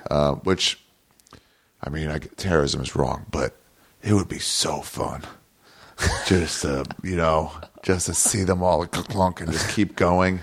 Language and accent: English; Maryland, United States; moved away as an adult; also born or lived in New York / Los Angeles; I grew up in Maryland